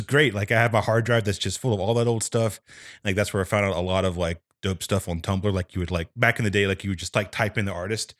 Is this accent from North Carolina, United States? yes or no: yes; North Carolina, United States; moved away; from North Carolina originally